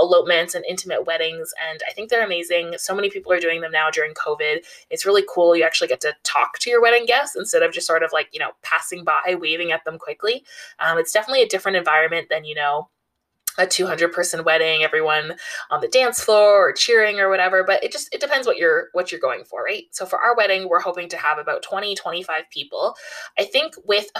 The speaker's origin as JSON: {"language": "English", "country": "Canada", "said": "I am Canadian, living in a major city in Canada"}